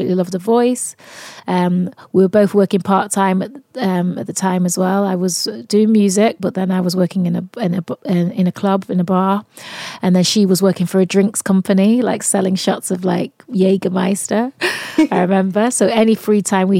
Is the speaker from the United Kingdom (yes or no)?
yes; Manchester, North West England, United Kingdom; accent: Mancunian; I'm from Manchester as well